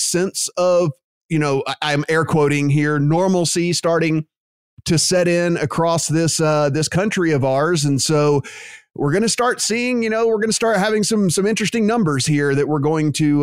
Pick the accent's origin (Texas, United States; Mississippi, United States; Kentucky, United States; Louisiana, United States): Louisiana, United States; my home state of Louisiana